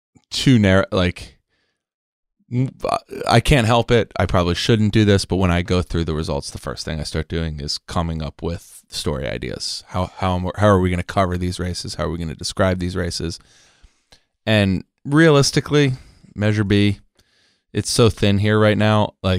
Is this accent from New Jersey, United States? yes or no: no; San Diego, California, United States; the old rules that I grew up with in San Diego politics